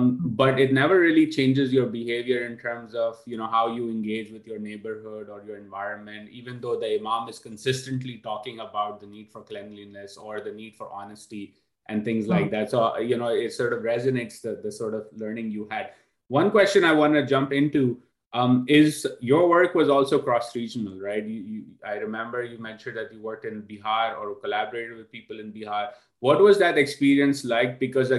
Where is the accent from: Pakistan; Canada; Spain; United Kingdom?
Pakistan; Karachi, Sindh; I grew up in Karachi